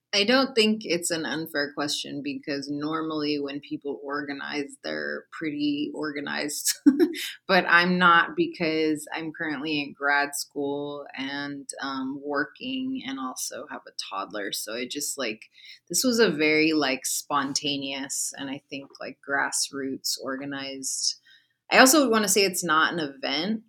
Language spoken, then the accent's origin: English; San Francisco, California, United States; born and raised in the Mission District